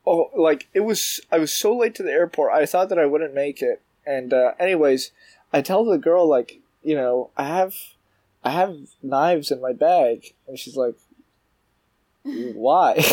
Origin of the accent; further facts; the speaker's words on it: Toronto, Ontario, Canada; moved away as an adult; now in New York, United States; I'm from, from Toronto. I'm Canadian.